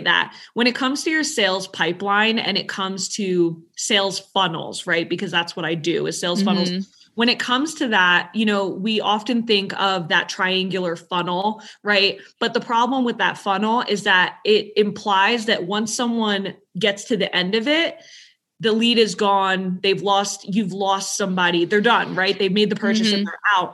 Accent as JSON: {"language": "English", "region": "New York", "country": "United States", "said": "I'm from New York."}